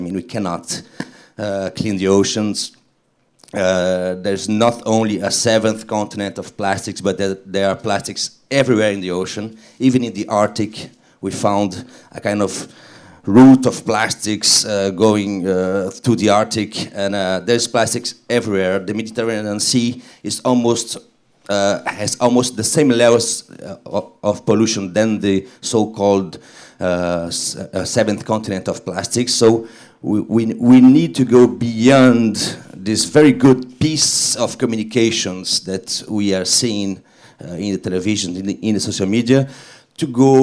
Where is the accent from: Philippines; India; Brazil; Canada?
Brazil; moved away; I was born in Brazil